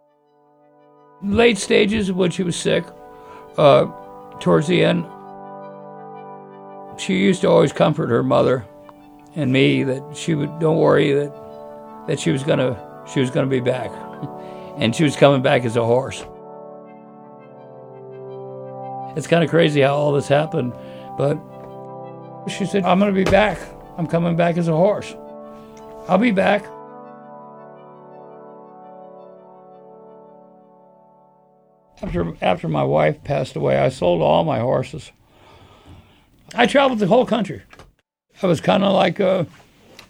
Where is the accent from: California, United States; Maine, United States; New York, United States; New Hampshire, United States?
Maine, United States; Scarborough; I was born in Scarborough, Maine. Specifically, I was born in the grandstand at Scarborough Downs as a racetrack. My dad was a jockey, and my grandfather was a trainer. And so I started at the racetrack at a real early age